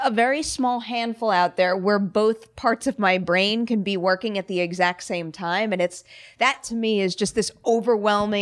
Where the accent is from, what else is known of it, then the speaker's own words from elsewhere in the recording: Long Island, New York, United States; growing up in Long Island, New York